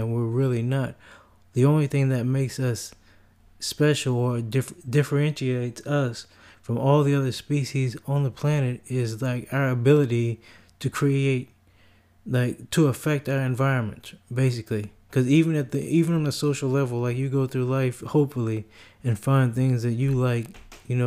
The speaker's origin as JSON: {"language": "English", "country": "United States", "said": "as an American, in the United States"}